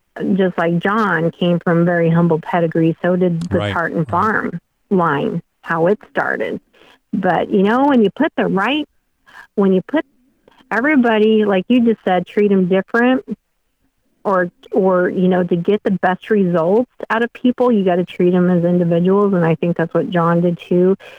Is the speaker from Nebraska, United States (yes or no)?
yes; Western Nebraska, United States; growing up in Western Nebraska